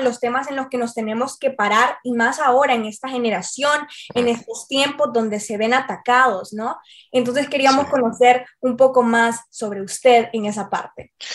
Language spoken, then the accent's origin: Spanish; Tegucigalpa, Francisco Morazán, Honduras; Marcia y yo somos capitalinas.